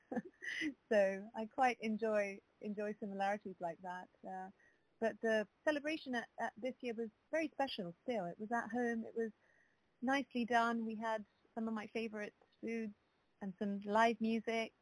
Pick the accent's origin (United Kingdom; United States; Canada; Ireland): United Kingdom; London; I was born in London